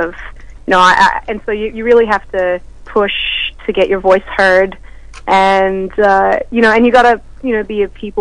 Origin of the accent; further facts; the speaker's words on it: Melbourne, Victoria, Australia; also born or lived in Texas, United States; I grew up in Melbourne, so I've got a bit of a weird accent.